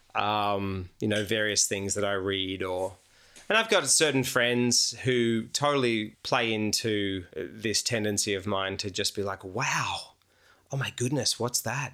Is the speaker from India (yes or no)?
no; Australia; moved away as an adult; now in United States; as an Australian who's just moved to America, and I've been there like a year